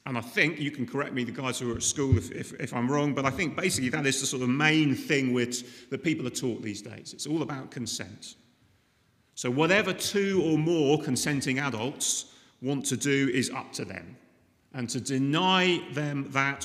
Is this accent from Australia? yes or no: no; United Kingdom; I'm British